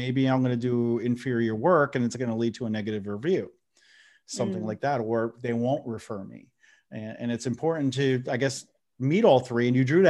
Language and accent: English; New Jersey, United States; accent: New Jersey; I'm from New Jersey. I'm in North Carolina now, but I'm from New Jersey. But I think of my accent's so watered down that the New Jerseyans don't accept me, and I'm not accepted in North Carolina as a Southerner.